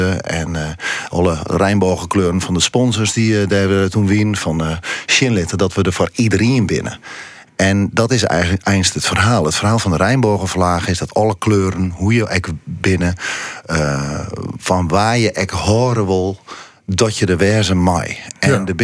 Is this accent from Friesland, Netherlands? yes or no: yes; Friesland, Netherlands; Het is verbinding maar wij zijn Friesen, wij zijn Grutske op. En, en, en ja, trots op waar wij binnen.